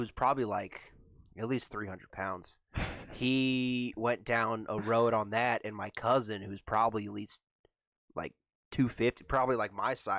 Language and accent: English; Elliott, United States; there was no grocery store in the town. I'm from Elliott.